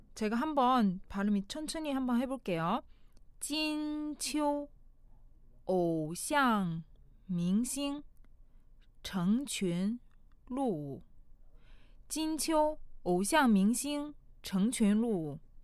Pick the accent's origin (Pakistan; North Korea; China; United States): China; Korean is a second language; now in South Korea; 중국에서 온 저